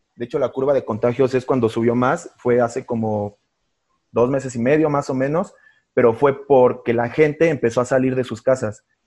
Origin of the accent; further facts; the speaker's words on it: Mexico; nuestro país